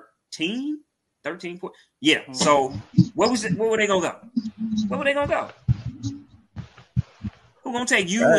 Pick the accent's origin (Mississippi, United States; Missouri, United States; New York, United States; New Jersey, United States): Mississippi, United States; I'm from Mississippi.